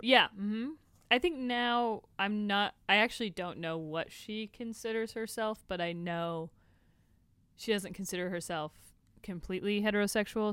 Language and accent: English; Tampa, Florida, United States; moved away as an adult; also born or lived in Tallahassee, Florida; now in Los Angeles, United States; I was born there, I was raised there